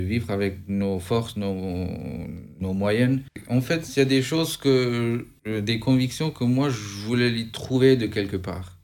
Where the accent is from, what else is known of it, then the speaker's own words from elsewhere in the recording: Albania; moved away as an adult; now in France; Je viens d'Albanie, j'ai 36 ans. Je suis parti de l'Albanie